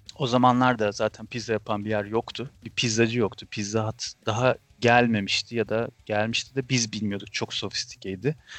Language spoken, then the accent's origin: Turkish; Ankara, Turkey